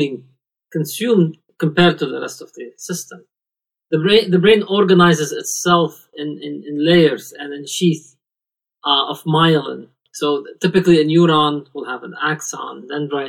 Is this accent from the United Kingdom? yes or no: no; Lebanon; moved away as an adult; now in United States; I was born and raised in Lebanon, and I moved here approximately 20 years ago